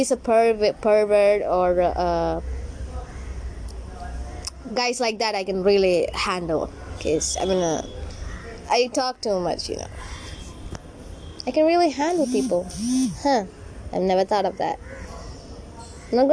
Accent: Kerala, India; also born or lived in Tamil Nadu; I was born in Tamil Nadu and brought up in Kerala

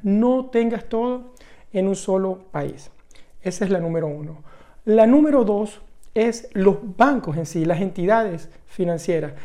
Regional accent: Venezuela; Venezuela, el país de donde yo vengo

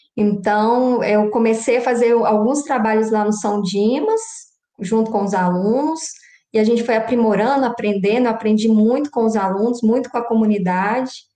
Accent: Belo Vale, Minas Gerais, Brazil; moved away as an adult; also born or lived in Montes Claros / Lavras; now in São João del Rei, Brazil; Eu sou natural de Belo Vale, uma cidadezinha próxima a BH.

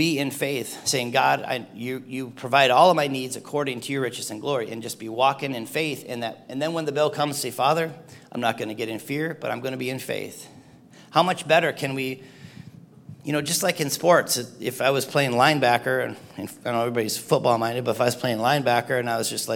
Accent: Cedarville, Michigan, United States; moved away as an adult; also born or lived in Lansing, Michigan; I grew up in the UP, I grew up in Cedarville

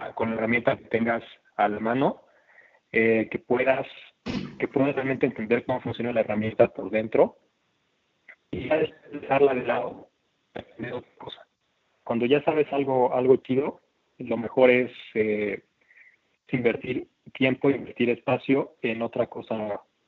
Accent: Oaxaca, Mexico; moved away as an adult; also born or lived in Mexico City; yo soy de Oaxaca

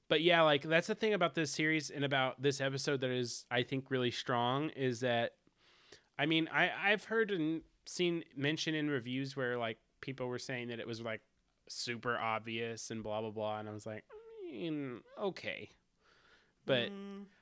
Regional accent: the South, United States; accent: southern; I'm from the South

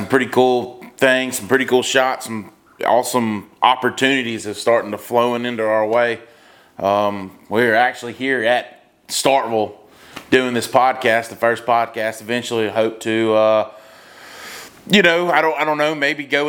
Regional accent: Greenville, Mississippi, United States; Greenville, I grew up in a it's not a big town

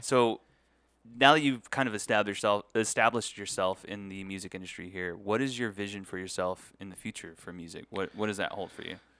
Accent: San Antonio, Texas, United States; now in Las Vegas, United States; I'm a U T fan 'cause I grew up in San Antonio

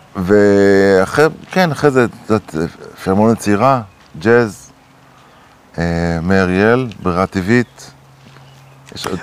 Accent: Acre, Northern District, Israel; גדלתי בעכו

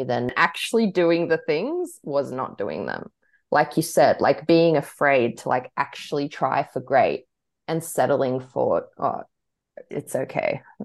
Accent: Australia; growing up like with a big Croatian influence, but then like being super Australian

